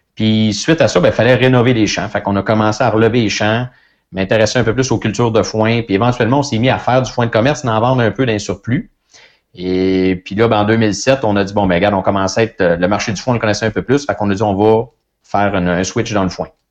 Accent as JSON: {"language": "French", "town": "Saint-Gabriel-de-Brandon", "region": "Quebec", "country": "Canada", "tie": "born or raised there", "said": "je viens de Saint-Gabriel-de-Brandon, une ferme laitière euh, que mes parents avaient"}